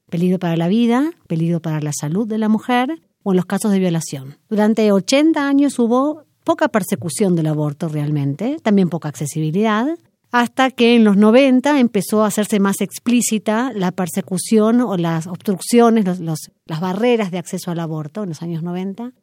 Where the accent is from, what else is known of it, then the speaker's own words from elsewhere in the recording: Argentina; soy argentina, abogada